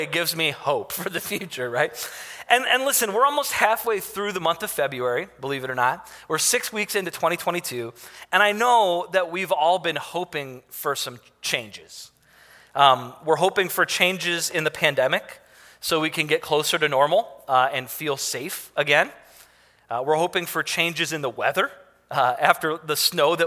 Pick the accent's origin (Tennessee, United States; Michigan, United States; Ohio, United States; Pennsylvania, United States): Michigan, United States; Detroit; I grew up in Detroit